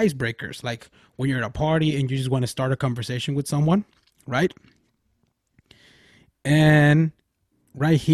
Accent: Nogales, Sonora, Mexico; my hometown

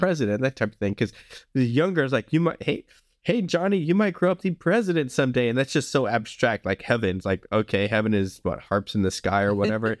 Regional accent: the South, United States; I grew up in the South, um, where people tend to be friendlier

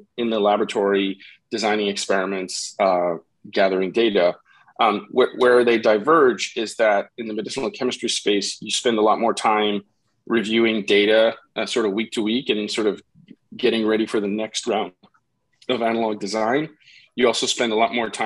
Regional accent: about an hour outside Montreal, Quebec, Canada; moved away as an adult; now in New Jersey, United States; I grew up about an hour outside Montreal, so it's not my hometown

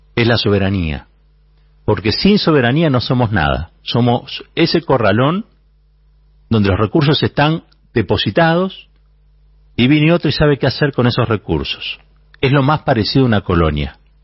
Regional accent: Argentina; Como argentinos y como argentinas

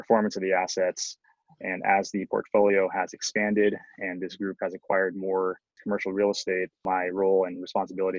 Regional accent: Bay Area, California, United States; I grew up in the Bay Area

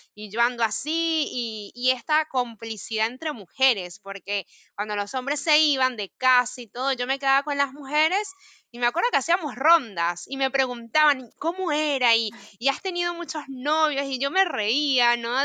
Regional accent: Mérida, Venezuela; moved away as an adult; now in Buenos Aires, Argentina; yo que vengo de los Andes, de Mérida

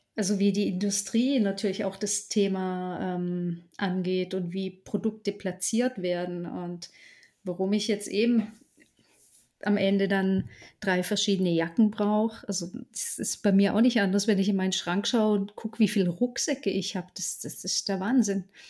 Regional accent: Southern Black Forest, Baden-Württemberg, Germany; also born or lived in Allgäu; im Südschwarzwald dann eben in meiner Heimat

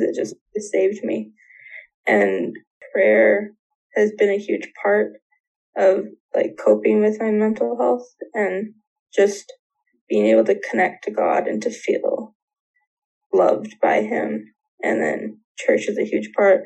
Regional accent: near Vancouver, British Columbia, Canada; I grew up in BC near Vancouver

